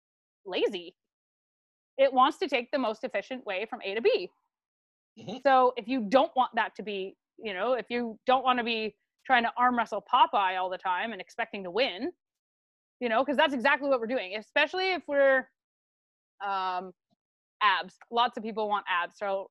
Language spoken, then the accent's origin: English; Canada; we're Canadian